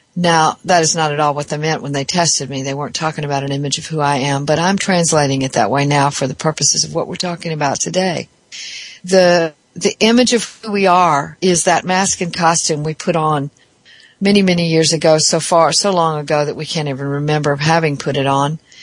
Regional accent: the South, United States; I'm from the South

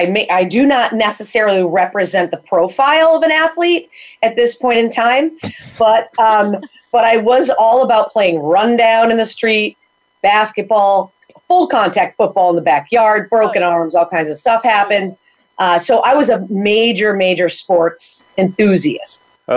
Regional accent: Chaplin, Connecticut, United States; now in Windham, United States; Itty bitty. Fine with me. Love it. Never leave, probably. I live in Windham now, which is about 3 miles from there.

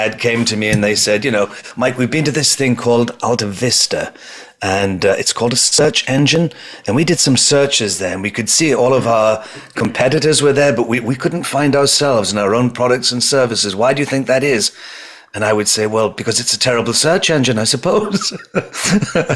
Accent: United Kingdom; accent: British; moved away as an adult; now in New York, United States; I transferred my British accent into New York, which is where I am now

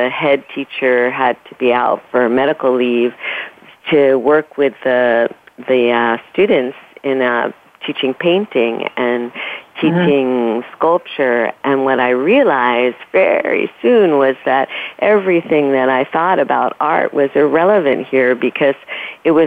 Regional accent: New York City, New York, United States; I grew up in New York City, I kept passing the lighthouse, which was at the very end of my street

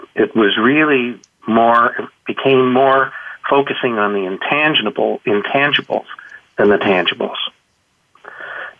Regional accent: Canada; being Canadian and in smaller town Canada

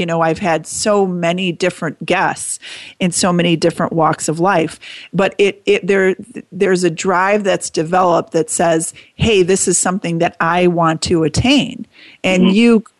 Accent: New York, United States; And I would agree, Mike, that really growing up in New York, it allows you to see the many different opportunities

